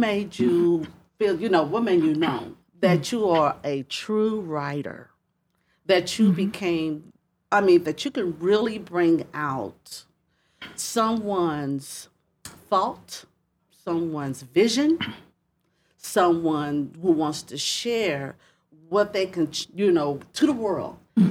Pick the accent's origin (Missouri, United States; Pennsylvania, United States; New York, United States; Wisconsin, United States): Missouri, United States; Springfield; I'm from the Midwest. I'm from Springfield.